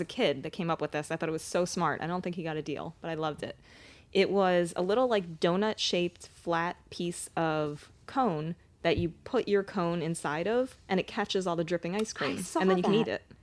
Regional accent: East Coast, United States; I'm from the East Coast.

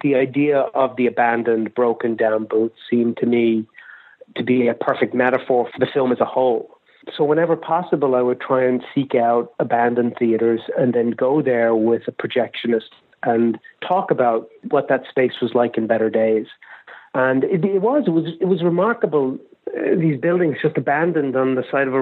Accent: Ireland; moved away; I didn't grow up in America. I grew up in Ireland

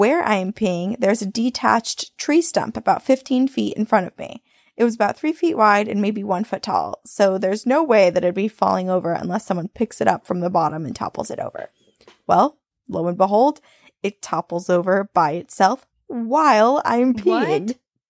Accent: North Carolina, United States; So I grew up in Western North Carolina, right at the base of the Appalachian Mountains

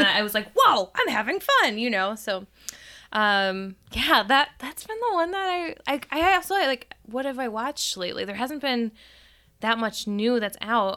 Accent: Chicago, Illinois, United States; born or raised there; moved away

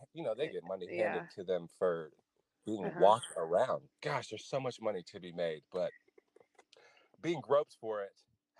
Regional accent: Los Angeles, California, United States; moved away as an adult; now in Las Vegas, United States; I'm not from Las Vegas, I'm from Los Angeles.

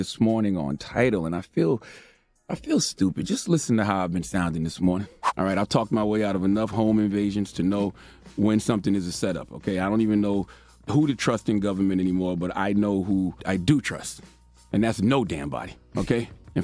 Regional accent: South Carolina, United States; I'm from South Carolina, the 843-803-864

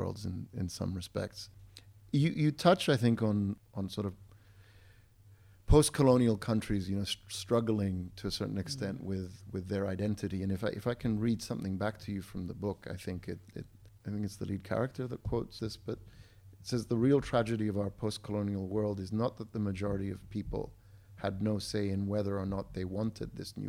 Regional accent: Cyprus; I grew up in Cyprus. I'm Cypriot by heritage

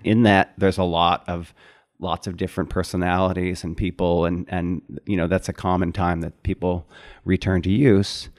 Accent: Syracuse, New York, United States; moved away; I grew up in Syracuse, New York

